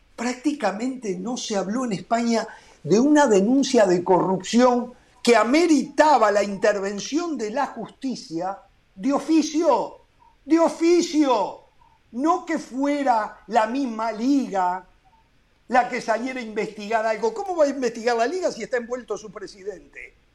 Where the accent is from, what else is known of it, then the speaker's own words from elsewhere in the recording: Uruguay; en mi país